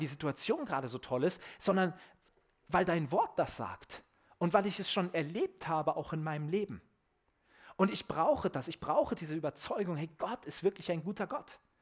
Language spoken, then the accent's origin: German; Germany; ich als Deutscher